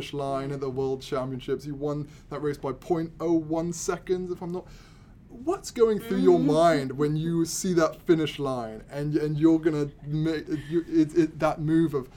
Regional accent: London, United Kingdom; my hometown of London

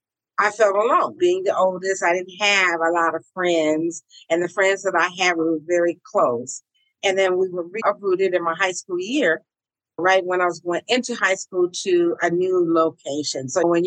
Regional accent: Daly City, California, United States; also born or lived in San Francisco / San Jose; I'm from San Francisco. My family is from the projects of San Francisco, Hunters Point. My parents came up out of that. It was back in the day, which was unheard of to be a homeowner, right? And I was raised in Daly City.

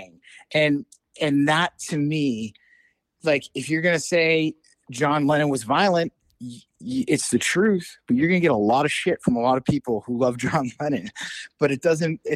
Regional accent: Massachusetts, United States; growing up in Massachusetts

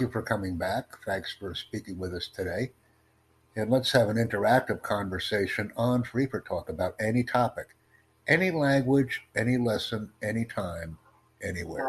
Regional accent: United States; I'm from the United States

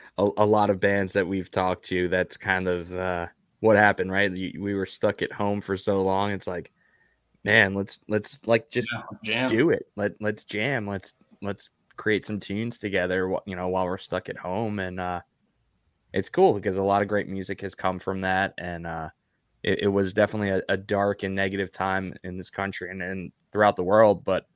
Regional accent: New York, United States; Well, that's another thing. Like, I'm from New York. Like, sweet tea's not really our thing.

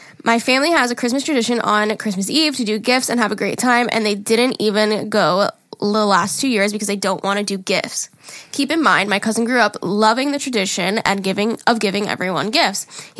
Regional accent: Rochester, New York, United States; I'm from Rochester, New York.

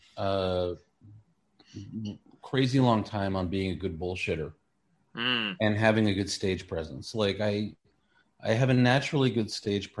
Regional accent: New York City, New York, United States; moved away as an adult; now in Los Angeles, United States; I'm from Queens, born and raised.

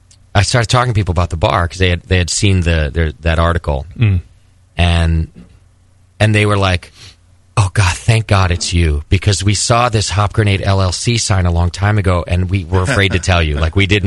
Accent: Concord, California, United States; in my hometown. Like, I'm from here, sort of.

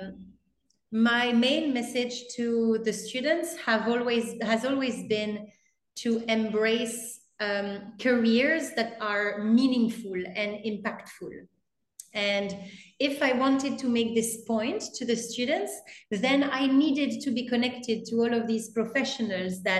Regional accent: Paris, Île-de-France, France; English is a second language; moved away as an adult; now in Kolkata, India; I'm from Paris and I could have stayed in Paris

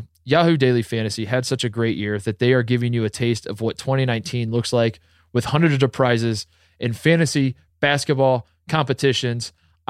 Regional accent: Columbus, Ohio, United States; right as the Blue Jackets, my hometown team, went on a massive winning streak

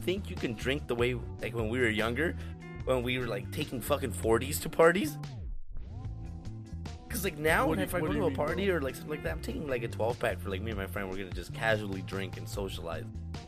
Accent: United States; we're American

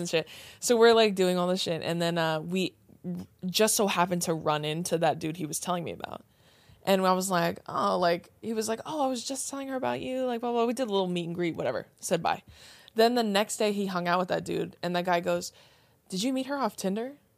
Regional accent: Riverside County, California, United States; more specifically, like, Riverside County

